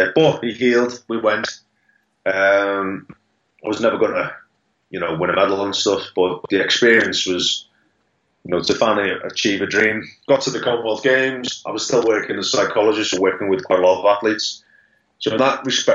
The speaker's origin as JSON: {"language": "English", "town": "Liverpool", "region": "North West England", "country": "United Kingdom", "said": "I'm from Liverpool."}